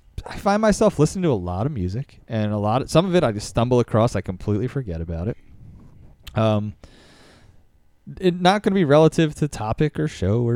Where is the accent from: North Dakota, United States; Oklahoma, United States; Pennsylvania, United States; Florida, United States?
Pennsylvania, United States; Philadelphia; I grew up in Roxborough in Philly, and it was Penn Distributors, which was like a big beer distributor for the city.